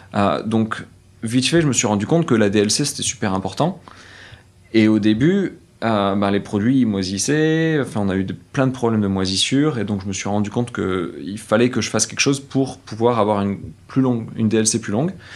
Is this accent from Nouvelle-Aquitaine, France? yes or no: yes; Saint-Sève, Nouvelle-Aquitaine, France; moved away as an adult; now in San Francisco, United States; j'ai grandi à Saint-Sevé, c'est un petit patelin de, 5000 habitants